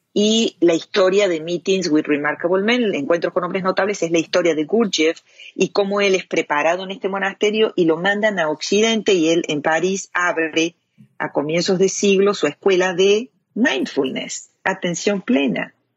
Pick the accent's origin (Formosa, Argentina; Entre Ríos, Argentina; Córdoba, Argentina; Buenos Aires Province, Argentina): Córdoba, Argentina; moved away as an adult; also born or lived in Europe; now in United States; soy cordobesa de nacimiento, argentina